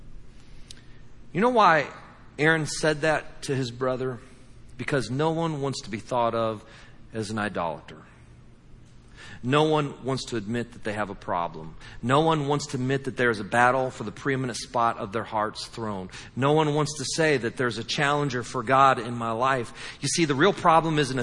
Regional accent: Midwest, United States; moved away; I was from the Midwest

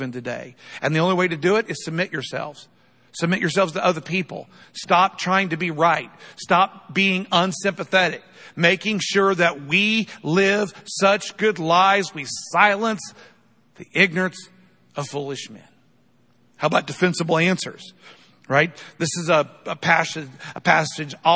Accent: United States; I'm not unproud to be an American, but I'm a lot more proud to be a follower of Jesus than I am an American

